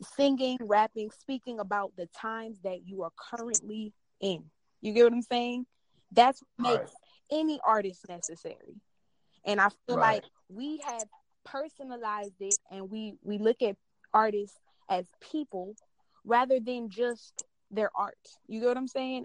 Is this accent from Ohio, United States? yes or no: no; Houston, Texas, United States; I'm from Houston